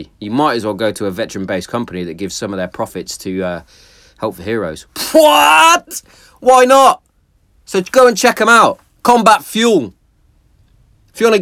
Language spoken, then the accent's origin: English; Hereford, West Midlands, United Kingdom; my hometown of Hereford